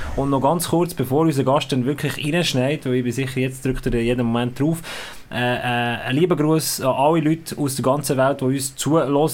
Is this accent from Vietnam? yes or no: no; Bern, Switzerland; für mich war Graubünden wirklich so ein blinder Fleck gesehen als Berner